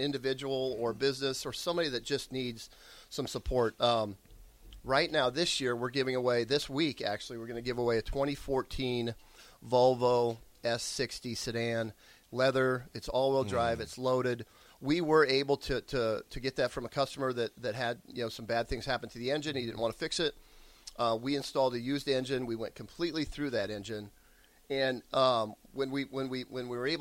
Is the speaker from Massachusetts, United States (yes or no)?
no; Rosalie, Nebraska, United States; moved away; also born or lived in Lincoln, Nebraska; I grew up in Village Rosalie in northeast Nebraska in the Omaha Indian Reservation, a village of 90 people.